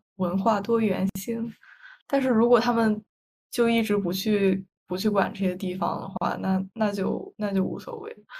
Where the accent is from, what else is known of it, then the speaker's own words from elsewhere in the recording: northern China, China; 因为我是北方人，虽然我们的方言，就其实和普通话，已经非常像了